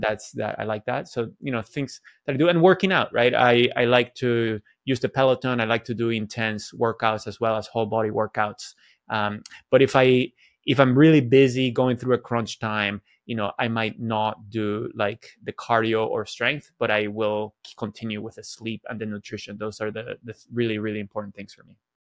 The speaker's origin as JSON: {"language": "English", "country": "Venezuela", "tie": "born or raised there", "moved": "yes", "said": "I grew up in Venezuela where everybody was Catholic."}